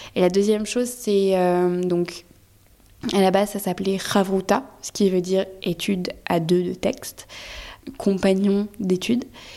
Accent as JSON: {"language": "French", "country": "France", "said": "Je suis française"}